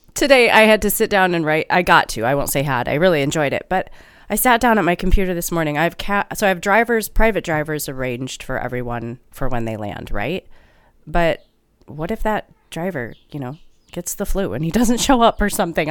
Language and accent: English; Midwest, United States; accent: Midwestern